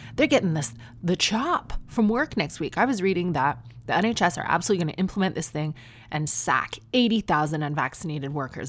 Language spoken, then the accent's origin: English; near Toronto, Ontario, Canada; moved away as an adult; now in United Kingdom; I'm from near Toronto.